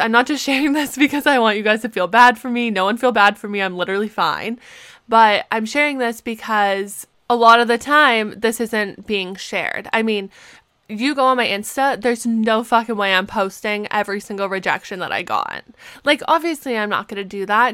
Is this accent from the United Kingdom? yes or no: no; Canada; moved away as an adult; also born or lived in Pittsburgh; being a Canadian student